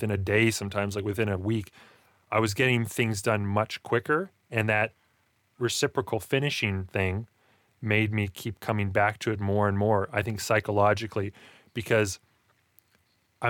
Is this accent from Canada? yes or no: yes; Alberta, Canada; I grew up in Alberta, Canada.